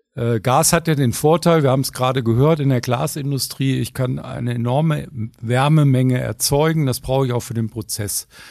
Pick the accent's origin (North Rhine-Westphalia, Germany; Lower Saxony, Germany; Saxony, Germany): North Rhine-Westphalia, Germany; Ruhr area; Ich komme ja aus dem Ruhrgebiet, ne, da wo alle Leute mit schwarzen Gesichtern rumrennen ne, und die Luft schlecht ist